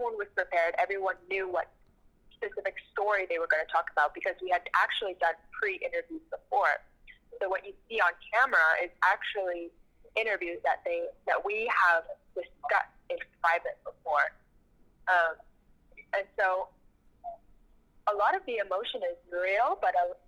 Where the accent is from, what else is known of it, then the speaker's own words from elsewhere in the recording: Toronto, Ontario, Canada; my hometown